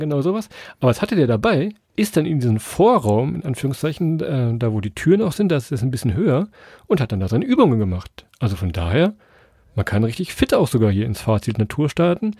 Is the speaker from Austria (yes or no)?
no; Harz, Germany; unsere Geheimtipps aus unserer Heimat